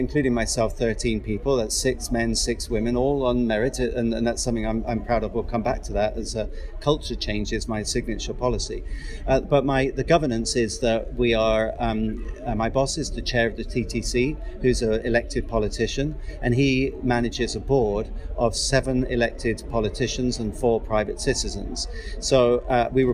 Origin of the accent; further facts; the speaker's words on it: Plymouth, South West England, United Kingdom; moved away as an adult; also born or lived in London / Sydney; now in Toronto, Canada; I grew up in Plymouth in England, which is a big Navy city.